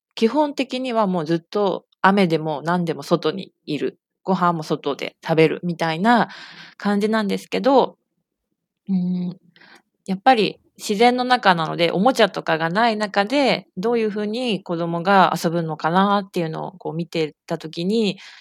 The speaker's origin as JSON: {"language": "Japanese", "region": "Saitama", "country": "Japan", "tie": "born or raised there", "said": "私は、えー、埼玉県出身で、今も埼玉県に住んでいます"}